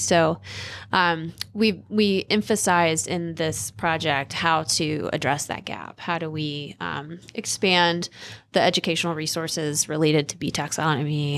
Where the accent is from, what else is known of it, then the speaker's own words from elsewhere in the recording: Ocean Isle Beach, North Carolina, United States; moved away; I'm from North Carolina, like, a really small town in coastal North Carolina